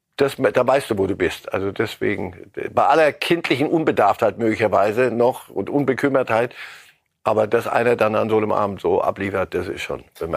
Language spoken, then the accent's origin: German; Germany; Bei uns in Deutschland